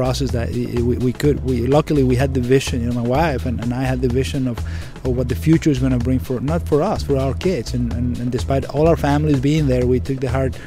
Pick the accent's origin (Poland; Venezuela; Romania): Venezuela; English is a second language; moved away as an adult; also born or lived in Maine, United States; now in United States; I'm Venezuelan. I'm from Venezuela. I grew up, born and grew up in Venezuela, went to med school in Venezuela